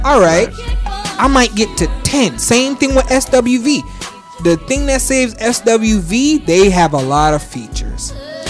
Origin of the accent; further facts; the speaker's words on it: New Jersey, United States; Y'all know I'm Jersey.